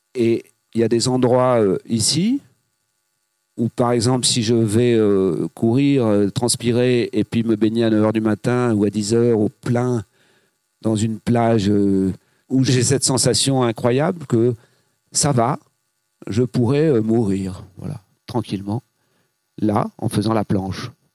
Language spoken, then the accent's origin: French; Granville, Normandy, France; also born or lived in Saint-Brieuc / Paris; now in Morbihan, France; J'étais plutôt Bretagne Nord, je suis né à Granville.